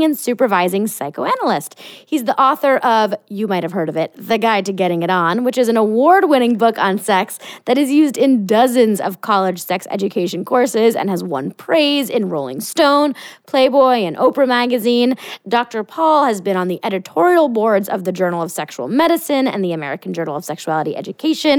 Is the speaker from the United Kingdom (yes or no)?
no; France; I'm from France